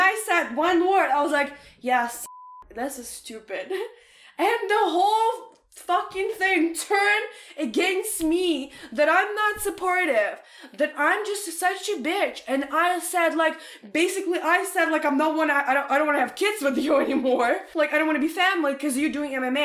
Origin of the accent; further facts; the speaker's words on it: Ukraine; English is a second language; moved away as an adult; now in Canada; I'm in Ukraine. I'm in university. I'm like maybe like 17 years old